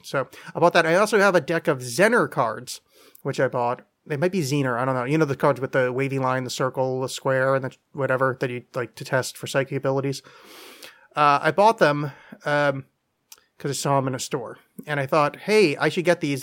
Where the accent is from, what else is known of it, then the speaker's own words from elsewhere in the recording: northern New Jersey, United States; moved away; I grew up in northern New Jersey, which is right outside of New York City